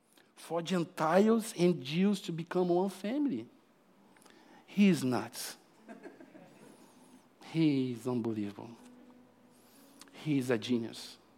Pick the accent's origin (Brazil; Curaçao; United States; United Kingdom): Brazil; now in Australia; Come on, I came from Brazil. It's really far, but the Holy Spirit makes it really close. It's so improbable for myself to be preaching here this morning. I never thought in my life one day I would be living in Australia.